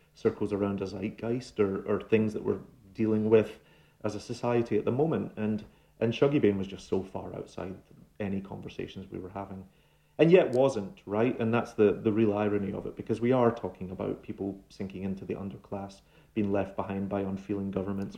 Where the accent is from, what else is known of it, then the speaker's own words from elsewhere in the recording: Glasgow, Scotland, United Kingdom; moved away as an adult; now in New York, United States; my Glaswegian upbringing